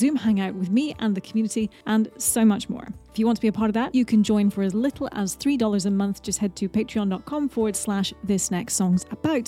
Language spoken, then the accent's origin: English; United Kingdom; I'm British